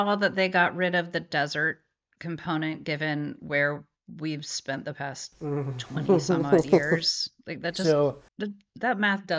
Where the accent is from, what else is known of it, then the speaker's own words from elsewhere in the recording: San Francisco, California, United States; I am from California. San Francisco, to be precise. And so very different climate growing up and different attitude towards the armed services.